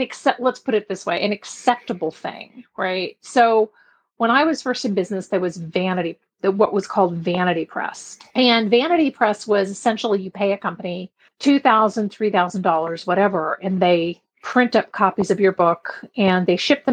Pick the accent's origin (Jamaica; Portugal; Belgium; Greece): Belgium; now in San Diego, United States; I grew up in Belgium. I was there for 10 years. And my mom still lives there